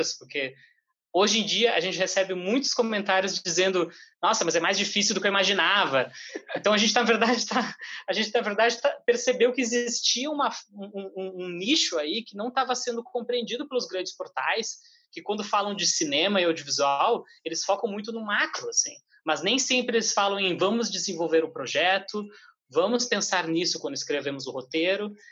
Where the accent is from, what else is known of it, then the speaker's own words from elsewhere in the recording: Porto Alegre, Rio Grande do Sul, Brazil; now in São Paulo, Brazil; estamos trabalhando em São Paulo, a gente veio de Porto Alegre, a gente está nessa ponte aérea direto